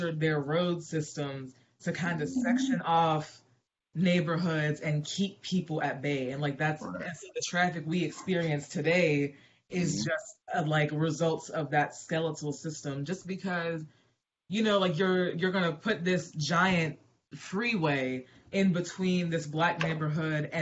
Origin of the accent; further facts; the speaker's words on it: Wilkinsburg, Pennsylvania, United States; I grew up in Wilkinsburg